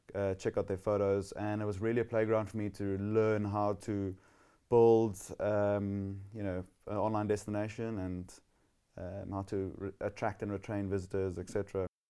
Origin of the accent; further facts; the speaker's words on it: Somerset West, Western Cape, South Africa; also born or lived in Gordon's Bay; I grew up in Somerset West, about fifty-five kilometers out of Cape Town